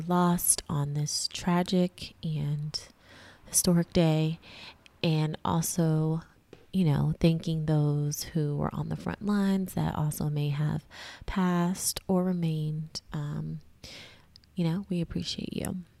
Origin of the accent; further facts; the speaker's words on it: New York City, New York, United States; also born or lived in Massachusetts; as a New Yorker, as a Harlemite